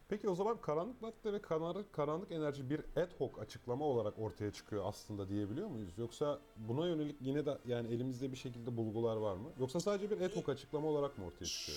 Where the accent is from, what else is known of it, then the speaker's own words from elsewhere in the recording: Eskişehir, Turkey; now in Istanbul, Turkey; ben de Eskişehirliyim